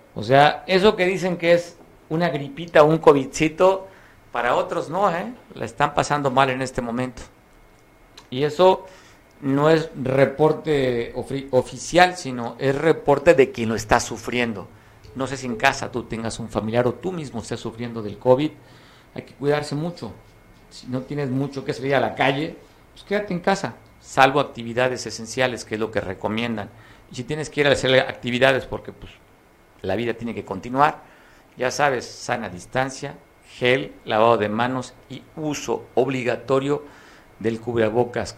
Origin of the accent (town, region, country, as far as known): Mexico